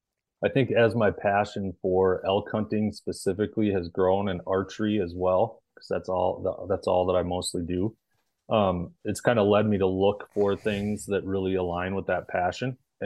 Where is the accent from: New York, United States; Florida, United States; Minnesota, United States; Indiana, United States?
Minnesota, United States; I'm from Central Minnesota.